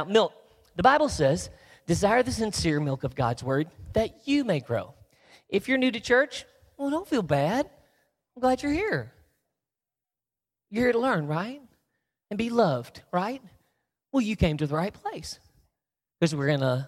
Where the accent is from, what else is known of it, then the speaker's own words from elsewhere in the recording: the South, United States; because I'm from the South, where we snip off our words to save time